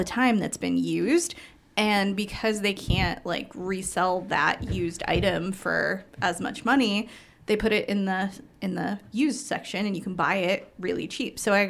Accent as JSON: {"language": "English", "region": "Massachusetts", "country": "United States", "moved": "yes", "lives_now": "California, United States", "said": "I'm from Massachusetts originally, and I'm like, this is a summer evening where I'm from."}